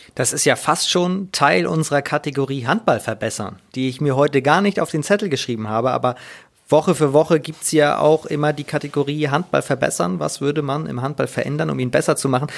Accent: Hamburg, Germany; als Hamburger

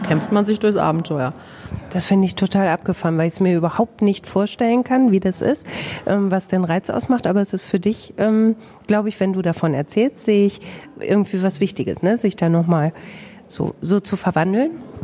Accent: Bamberg, Bavaria, Germany; accent: Franconian, rolled R as in Bamberg; moved away as an adult; now in Herford, Germany

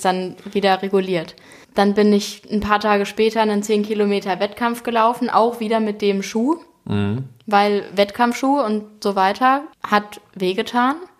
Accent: Frankfurt, Hesse, Germany; moved away as an adult; now in Hamburg, Germany; in Frankfurt, in meiner Heimatstadt

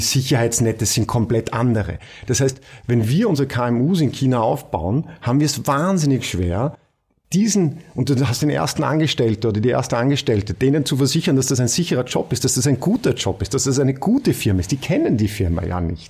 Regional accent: Austria; bei uns in Österreich

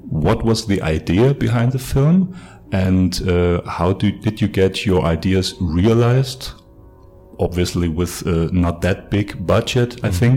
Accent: Canada; both from Canada. We are both from

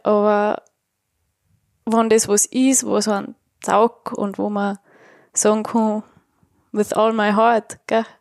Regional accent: Tyrol, Austria; ich bin Tirolerin

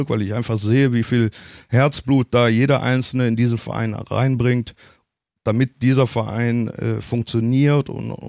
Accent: Cologne, North Rhine-Westphalia, Germany; ich das bin Kölsche, ich bin mhm. Kölner und ich, mhm. ich bin von Herzen Kölner.

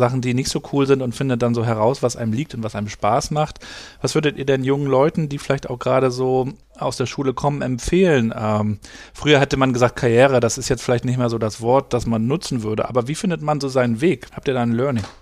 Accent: Rostock, Mecklenburg-Vorpommern, Germany; Ich bin ja in, in Rostock aufgewachsen

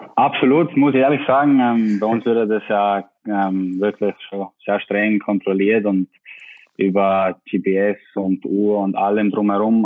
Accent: Tyrol, Austria; accent: Austrian dialect; now in Bremen, Germany; mein Dialekt ist nicht weg

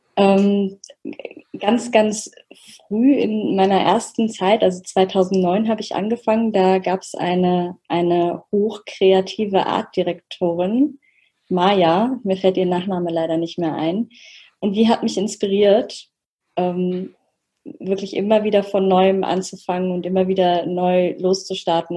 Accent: Oberursel, Hesse, Germany; Ich bin aus Oberursel

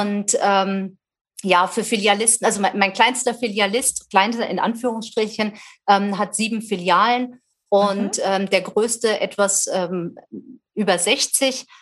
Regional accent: Wetzlar, Hesse, Germany; Ich lebe wieder in meiner Geburtsstadt ähm, Wetzlar in Mittelhessen

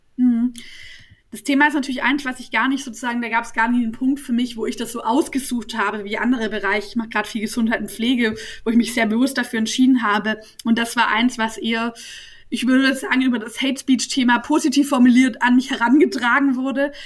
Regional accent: Nürtingen, Baden-Württemberg, Germany; also born or lived in Swabian Jura / Heidelberg; ich bin ja in Nürtingen aufgewachsen und bin mit 18 zum Studieren nach Heidelberg gezogen

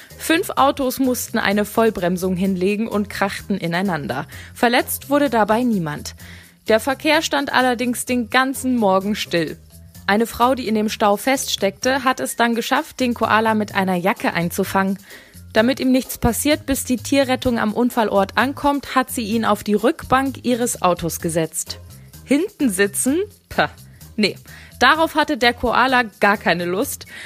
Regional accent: Germany; Bei uns in Deutschland

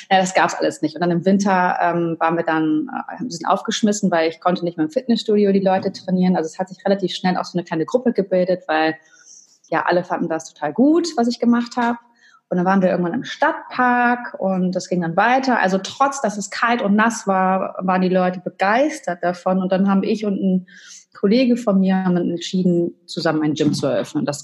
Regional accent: United States; now in Germany; Also ich bin Amerikanerin, ich war öfter da, auch zwei Jahre mal zur Highschool

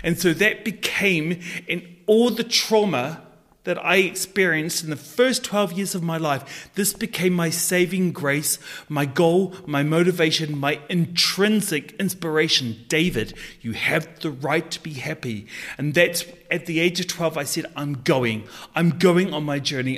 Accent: New Zealand; a wealthy, predominant Scottish family in New Zealand adopted me. And so I grew up as a Maori boy in a Scottish family

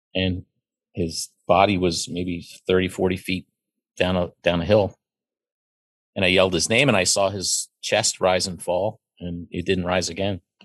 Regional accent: Pennsylvania, United States; I was raised in Pennsylvania and went to university in Pennsylvania and raised a child here. I've always lived here

